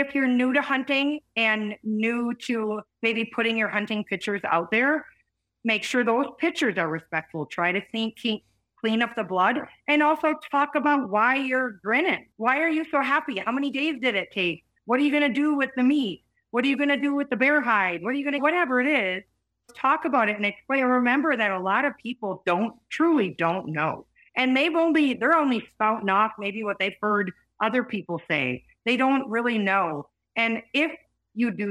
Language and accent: English; Wisconsin, United States; moved away; I grew up whitetail hunting in Wisconsin